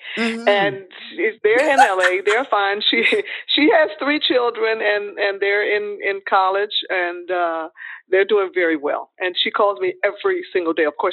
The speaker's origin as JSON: {"language": "English", "town": "Detroit", "region": "Michigan", "country": "United States", "also_born_or_lived": "Los Angeles", "moved": "as an adult", "said": "it was so cold in Detroit. I said, you know, I'm getting out of here. So I moved to Los Angeles during that time."}